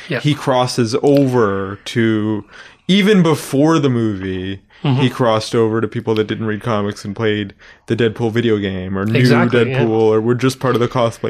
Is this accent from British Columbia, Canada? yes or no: yes; Vancouver, British Columbia, Canada; moved away; I'm from Vancouver.